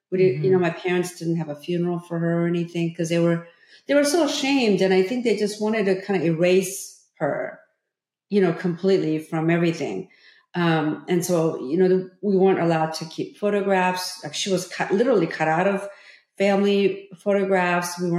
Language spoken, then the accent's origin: English; California, United States; growing up in Orange County, you know, as, as, as a young teenager, um, I met so many people who went on to college and I had better grades than they did.